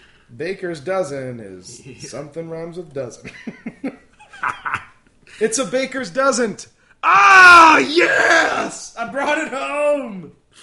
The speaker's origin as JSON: {"language": "English", "region": "Colorado", "country": "United States", "said": "I'm from Colorado"}